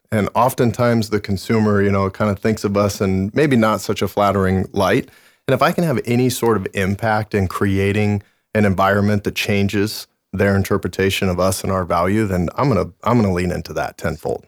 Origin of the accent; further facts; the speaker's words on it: Montana, United States; moved away; I was born and raised in Montana